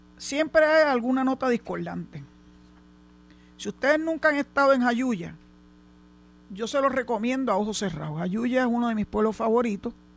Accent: Puerto Rico; Yo soy puertorriqueña desde que nací hasta que me muera

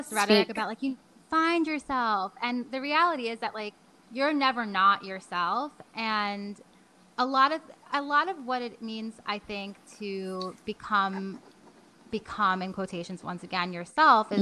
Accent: New York, United States; I'm a New Yorker

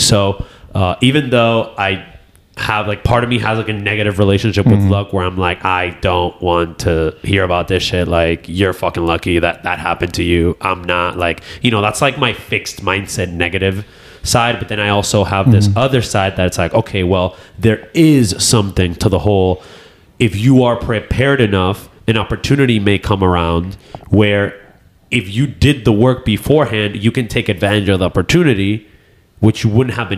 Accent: New York, United States; born there; I was born in the United States.

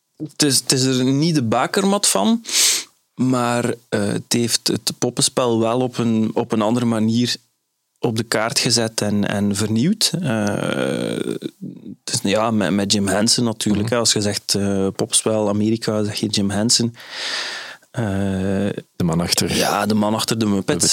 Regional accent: Flanders, Belgium; Zoals Vlaming

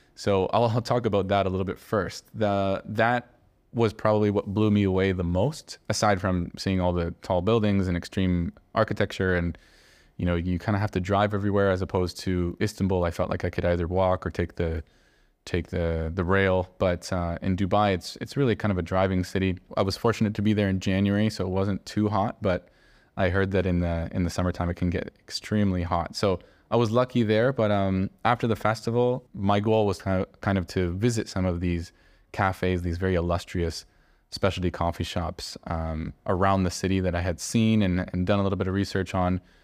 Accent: Canada; now in Barcelona, Spain; growing up in Canada

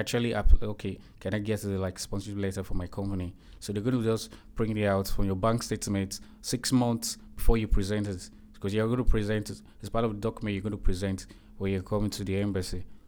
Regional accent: Nigeria; moved away as an adult; now in Turkey; I'm from Nigeria.

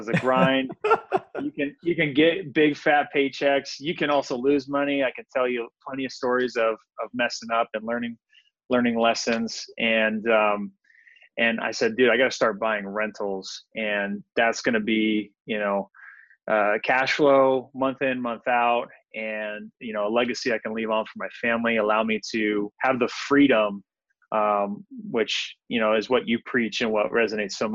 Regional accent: Visalia, California, United States; moved away as an adult; now in San Diego, United States; I grew up in Visalia, California

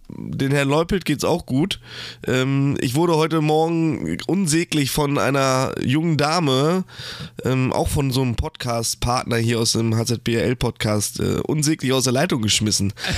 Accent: Germany; als Deutscher

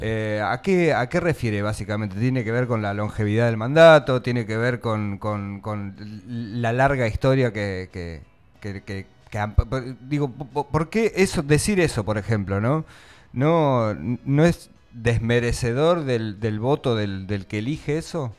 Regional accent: Argentina; estamos viviendo los argentinos

